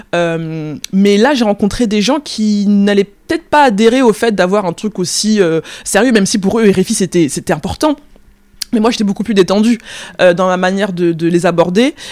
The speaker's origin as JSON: {"language": "French", "country": "France", "tie": "born or raised there", "said": "je, suis, française, je suis née en France, j'ai grandi en France"}